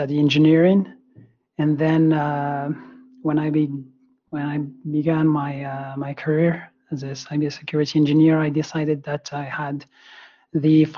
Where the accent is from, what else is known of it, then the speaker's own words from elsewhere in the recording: France; I started with my home country, with my France